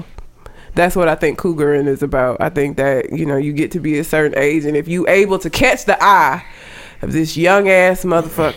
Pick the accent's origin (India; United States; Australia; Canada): United States; Talladega, Alabama; That is my hometown